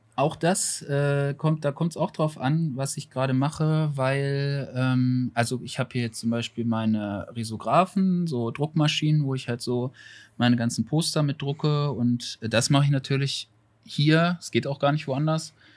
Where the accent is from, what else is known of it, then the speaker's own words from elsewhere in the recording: Bad Nenndorf, Lower Saxony, Germany; moved away as an adult; now in Hanover, Germany; ich komme nicht direkt aus Hannover, ich komme aus Bad Nendorf, das ist so dreißig Kilometer von Hannover entfernt, ein Kurort